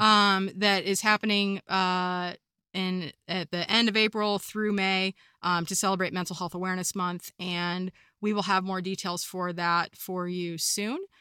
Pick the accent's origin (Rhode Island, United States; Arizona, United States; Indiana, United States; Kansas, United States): Kansas, United States; first language English; moved away; also born or lived in California / Colorado; I come from Kansas where there are no mountains. I moved to California